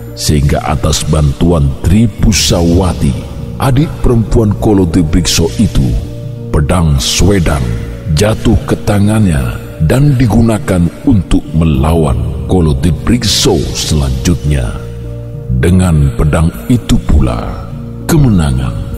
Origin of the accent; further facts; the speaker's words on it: Java, Indonesia; Sebagai orang Jawa